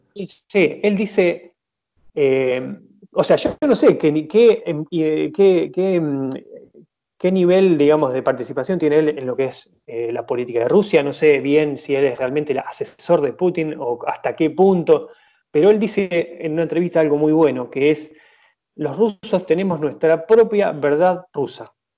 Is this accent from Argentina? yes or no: yes; Argentina; yo soy argentina